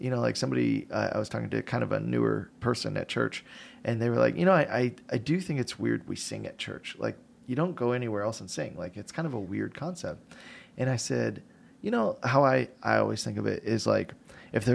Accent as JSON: {"language": "English", "region": "South Florida", "country": "United States", "tie": "born or raised there", "moved": "as an adult", "lives_now": "Omaha, United States", "said": "Growing up in South Florida"}